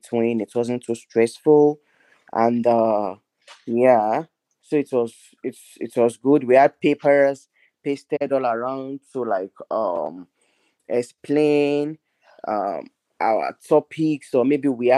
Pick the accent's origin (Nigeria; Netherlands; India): Nigeria; moved away; I'm Nigerian, which is from Africa.